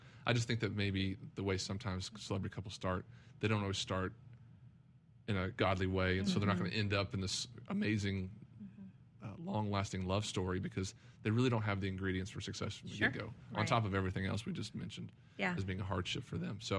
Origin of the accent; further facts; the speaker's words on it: Vernon, Texas, United States; Vernon, Texas, which is exactly halfway between here and Amarillo. It's my hometown.